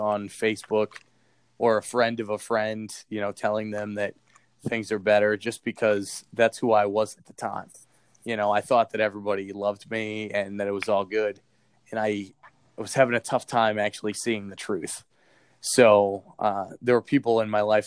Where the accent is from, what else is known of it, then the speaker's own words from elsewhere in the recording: Boston, Massachusetts, United States; accent: thick Boston; moved away as an adult; also born or lived in Iowa; I had a really thick Boston accent at the time